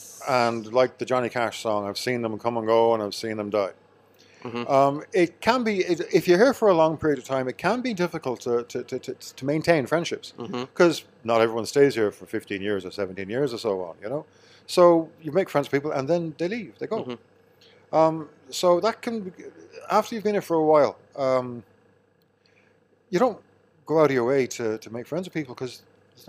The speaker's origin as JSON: {"language": "English", "town": "Kells", "region": "County Meath", "country": "Ireland", "said": "No, I'm from Meath."}